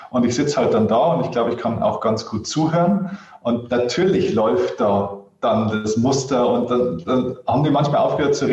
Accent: Bavaria, Germany; Ja, freilich, ich bin sogar aus Niederbayern.

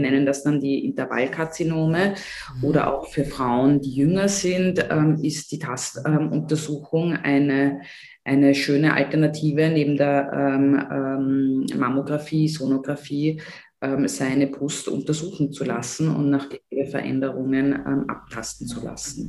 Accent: Austria; bei uns in Österreich

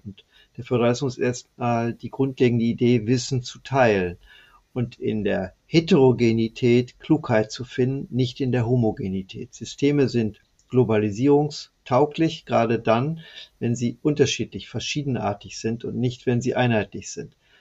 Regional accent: West Germany, Germany; ich als Westdeutscher

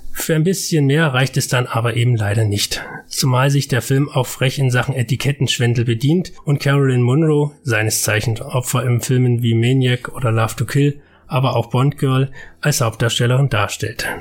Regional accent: Germany; bei uns in Deutschland

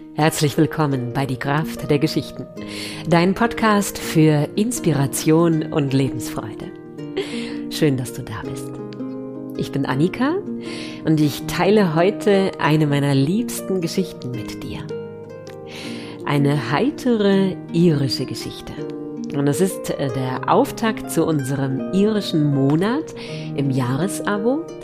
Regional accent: Allgäu, Germany; hier bei uns im Allgäu

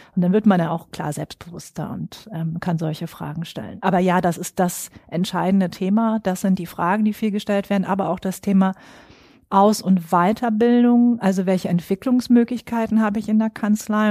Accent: Schwerin, Mecklenburg-Vorpommern, Germany; moved away as an adult; now in Frankfurt, Germany; bin aber eigentlich ein Nordlicht, geboren und aufgewachsen in Schwerin

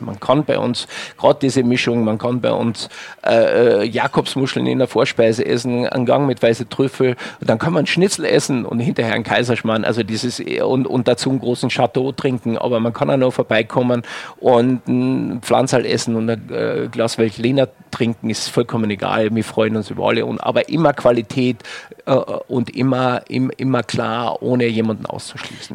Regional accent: Wörthersee, Carinthia, Austria; moved away as an adult; now in Germany; Mir als Kärntner, ähm, ich komme vom Wörthersee

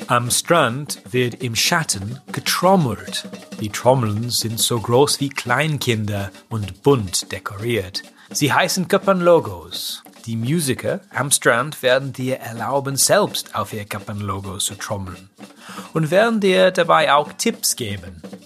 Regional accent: England, United Kingdom; Als Engländer von heute

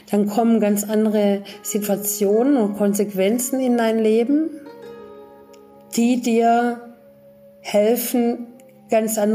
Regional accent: Germany; auch ich bin eben in Deutschland groß geworden und auch ich hatte erstmal eine ganz andere Weltsicht und Ansicht

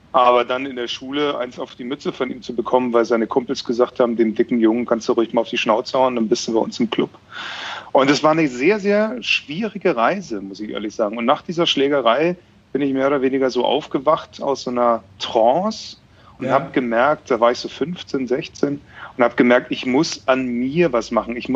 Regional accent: Bavaria, Germany; Ich komme ja aus Bayern ursprünglich.

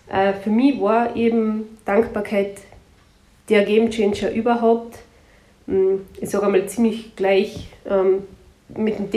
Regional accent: Carinthia, Austria; Bei uns in Kärnten heißt Tschentschen oder Sempern

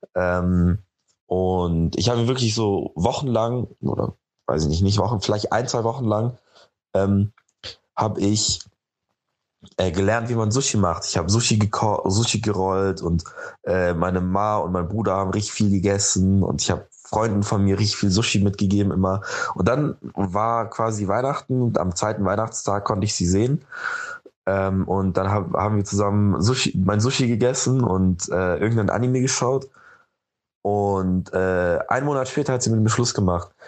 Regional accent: Munich, Bavaria, Germany; ich komme aus München

